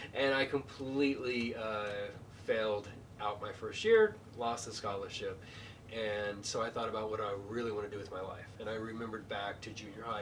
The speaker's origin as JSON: {"language": "English", "town": "Bulverde", "region": "Texas", "country": "United States", "tie": "born or raised there", "also_born_or_lived": "San Antonio, Texas", "said": "Grew up in Bull Verde, Texas, and San Antonio"}